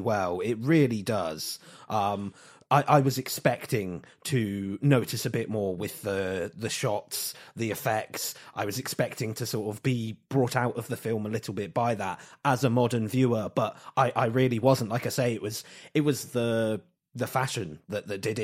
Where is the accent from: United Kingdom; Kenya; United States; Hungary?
United Kingdom; England; we're English